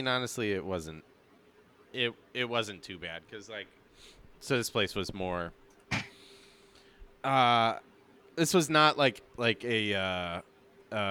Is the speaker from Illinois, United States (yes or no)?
yes; Chicago, Illinois, United States; also born or lived in New York; now in New Orleans, United States; growing up in the Chicagoland area